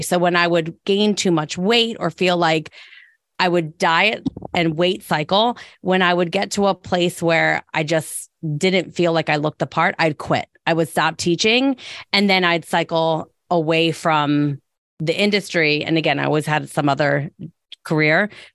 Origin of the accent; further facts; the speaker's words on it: Delaware County, Pennsylvania, United States; also born or lived in Philadelphia; being from Delco and being back in Delco